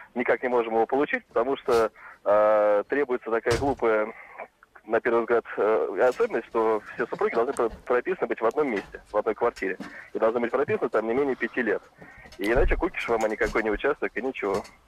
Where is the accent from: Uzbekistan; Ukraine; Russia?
Russia; Moscow; я сам москвич